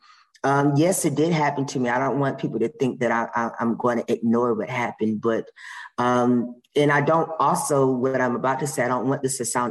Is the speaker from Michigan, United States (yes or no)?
yes; Michigan, United States; I was born in Michigan